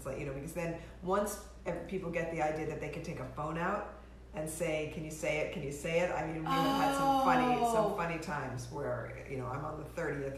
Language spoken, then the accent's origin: English; New York City, New York, United States; I grew up in New York City on 74th Street